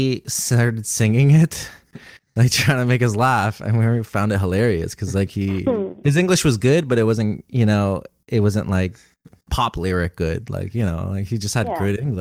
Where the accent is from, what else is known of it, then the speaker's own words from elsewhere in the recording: Canada; I was born in Canada, but my grandparents were born in India.